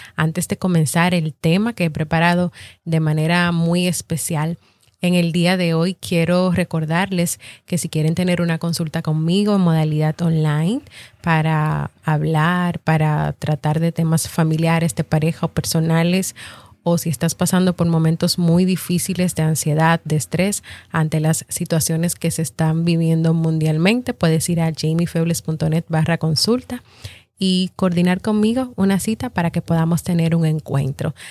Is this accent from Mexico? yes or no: no; Dominican Republic; mi país, República Dominicana